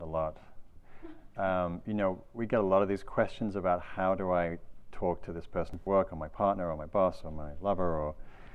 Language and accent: English; England, United Kingdom; now in California, United States; I'm from England.